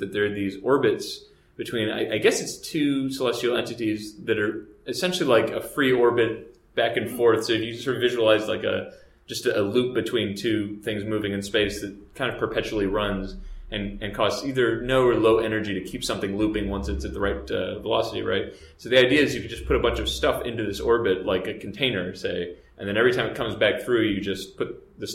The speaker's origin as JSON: {"language": "English", "region": "Texas", "country": "United States", "said": "I'm from Texas"}